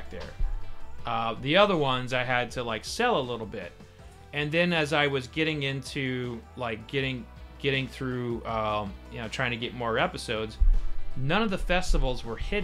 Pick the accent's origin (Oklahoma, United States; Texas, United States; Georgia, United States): Oklahoma, United States; I grew up in Oklahoma